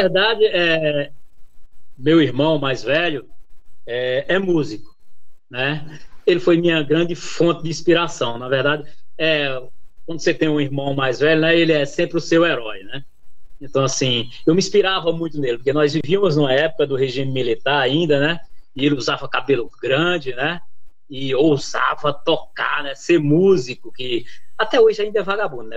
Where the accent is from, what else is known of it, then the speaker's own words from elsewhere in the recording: Northeast Region, Brazil; moved away; also born or lived in São Bernardo do Campo, Brazil; já estava quase tudo certo para mim voltar para o Nordeste, né, para minha terra natal